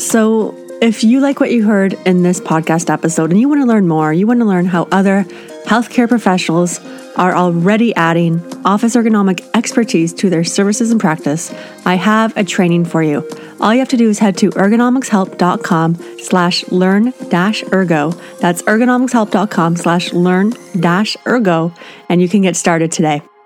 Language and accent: English; Canada; I'm Canadian